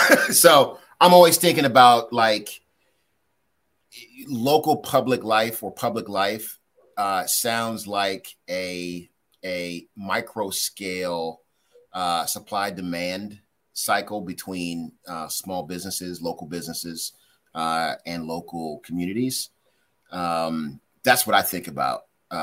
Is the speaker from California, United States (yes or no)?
no; District Heights, Maryland, United States; I grew up in District Heights. My parents still live in District Heights to this very day.